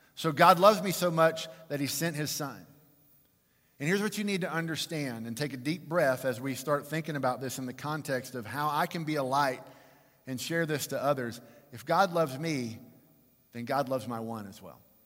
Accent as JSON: {"language": "English", "town": "Fort Worth", "region": "Texas", "country": "United States", "tie": "born or raised there", "said": "I was born and raised in Fort Worth"}